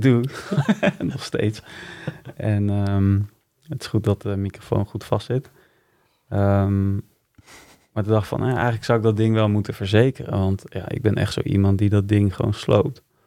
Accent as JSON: {"language": "Dutch", "region": "Utrecht", "country": "Netherlands", "tie": "born or raised there", "also_born_or_lived": "Wijk bij Duurstede", "said": "In Wijk ben ik geboren. Maar ik heb hier in Utrecht op uh, gezeten. Dus ja, ik zie me wel meer als een eh, Utrechtse jongen"}